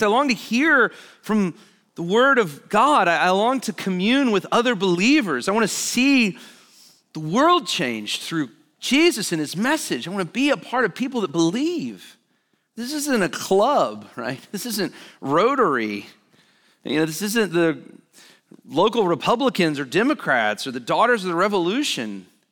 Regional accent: Alabama, United States; I grew up in Alabama

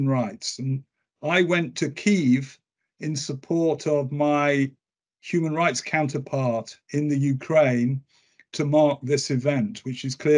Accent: Manchester, North West England, United Kingdom; I also came from. I was brought up in Didsbury

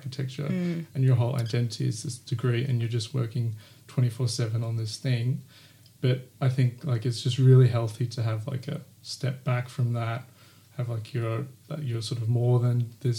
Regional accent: Queensland, Australia; because when I came down from Queensland, I found RMIT like very intimidating, this application process.

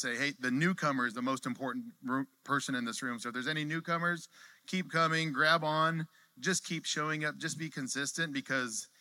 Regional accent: California, United States; moved away as an adult; I'm a transplant, right? I'm from California

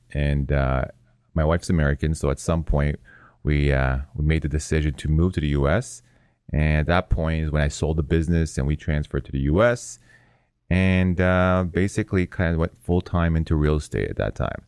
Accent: Toronto, Ontario, Canada; moved away as an adult; now in California, United States; born and raised in Toronto

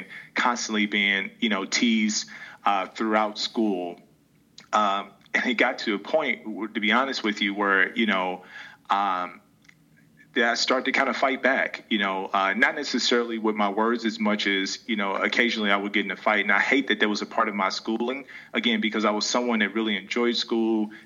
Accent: St. Louis, Missouri, United States; I'm originally from St. Louis. I grew up in North County

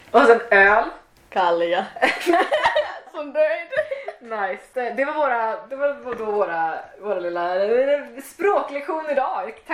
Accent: Sweden; jag är svensk liksom. Och i vissa andra situationer så bara ja jag vet att jag är svensk liksom.

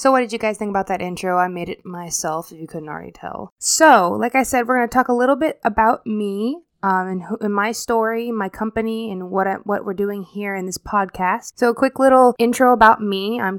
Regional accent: Fort Walton Beach, Florida, United States; I'm originally from Florida, the Destin, Florida area, specifically Fort Walton Beach. That's where I went to high school. It's basically kind of the area I grew up around the most.

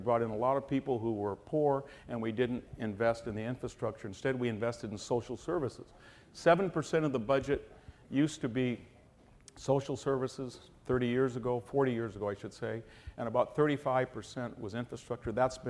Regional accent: Fresno, California, United States; a yokel like I am from Fresno

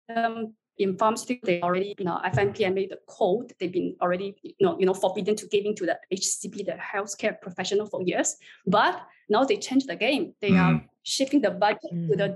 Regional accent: China; moved away as an adult; now in Singapore; I would say I'm a China Chinese. I was born and raised in China, but I just stayed in Singapore for the past 16 years.

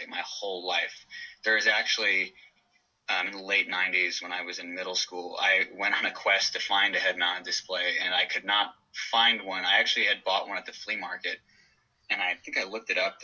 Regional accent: Stockton, California, United States; now in Bay Area, United States; I grew up in the Central Valley, in Stockton

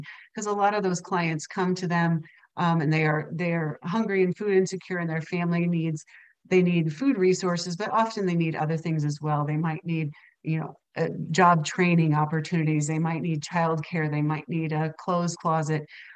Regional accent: Kansas, United States; I grew up in Kansas

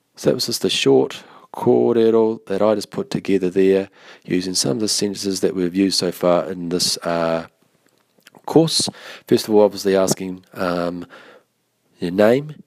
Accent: Taranaki, New Zealand; now in Christchurch, New Zealand; I'm from Taranaki. I live now in Christchurch

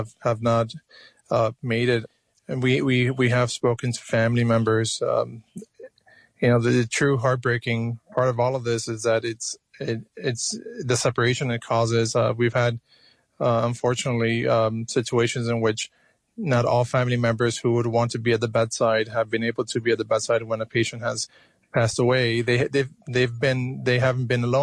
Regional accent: Miami, Florida, United States; also born or lived in Cuba; now in New York, United States; I was born in Cuba. I was raised in Miami, Florida

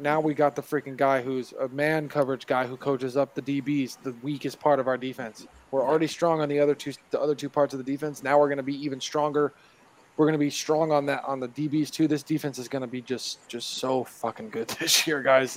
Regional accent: California, United States; now in Utah, United States; I'm I'm from California. Okay, I live in Utah.

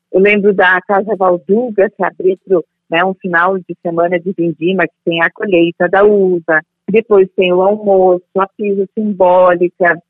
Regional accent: Bento Gonçalves, Rio Grande do Sul, Brazil; also born or lived in Monte Belo do Sul; eu sou do interior de Bento Gonçalves na época, nasci né? Bento Gonçalvense mas hoje, como se emancipou, é Santa Teresa município

